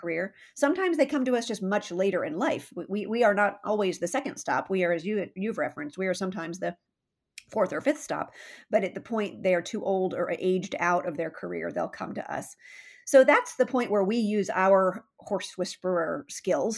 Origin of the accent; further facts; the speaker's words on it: San Diego, California, United States; now in Saratoga, United States; I grew up um, in Southern California, so for those listening, um, San Diego is my hometown